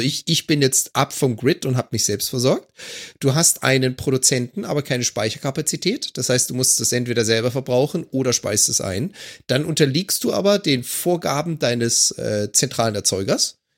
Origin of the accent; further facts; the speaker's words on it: Germany; now in Vancouver Island, Canada; als Deutscher